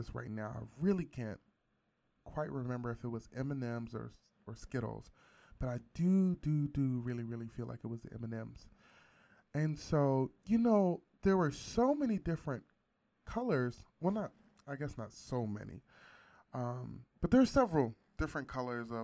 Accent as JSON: {"language": "English", "region": "West Virginia", "country": "United States", "tie": "born or raised there", "said": "I grew up in West Virginia"}